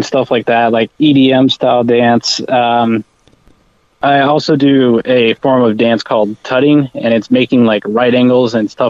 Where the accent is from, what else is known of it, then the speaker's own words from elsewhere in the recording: Texas, United States; Well, I'm originally from a small town north of Dallas, pretty close to Gainesville, Texas. And that's where I spent the majority of my life until I moved away to Lubbock, Texas to go to Texas Tech University.